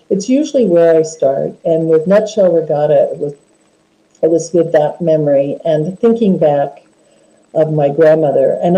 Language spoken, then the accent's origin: English; Homer, Alaska, United States; I was born and raised in Alaska